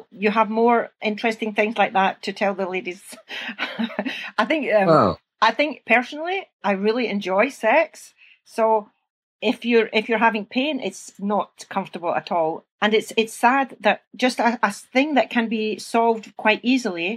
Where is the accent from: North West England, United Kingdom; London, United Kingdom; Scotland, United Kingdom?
Scotland, United Kingdom; accent: Scottish; you can hear from my accent, I'm Scottish